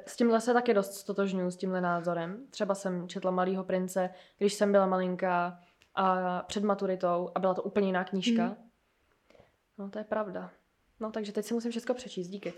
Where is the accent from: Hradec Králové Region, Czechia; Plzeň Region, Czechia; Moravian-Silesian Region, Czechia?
Plzeň Region, Czechia; Plzeň; moved away as an adult; also born or lived in Germany; now in Prague, Czechia; já jsem z Plzně a tam jsem bydlela do doby, než jsem šla na vejšku sem